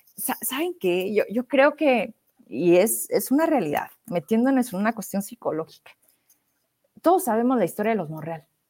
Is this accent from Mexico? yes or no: yes; Zacatecas, Mexico; De Zacatecas